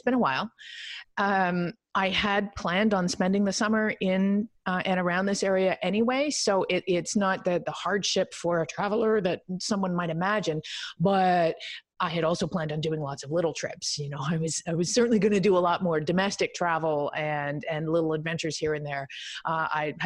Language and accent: English; Canada; I'm Canadian